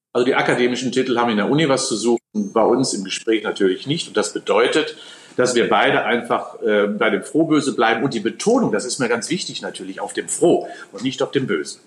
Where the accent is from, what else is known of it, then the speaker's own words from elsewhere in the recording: North Rhine-Westphalia, Germany; now in Cologne, Germany; natürlich bin ich Westfale und habe ein kölsches Mädchen geheiratet.